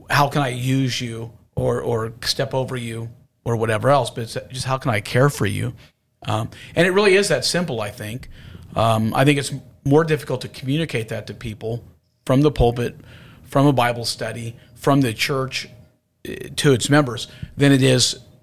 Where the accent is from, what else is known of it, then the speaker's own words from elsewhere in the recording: Houston, Texas, United States; I'm from Houston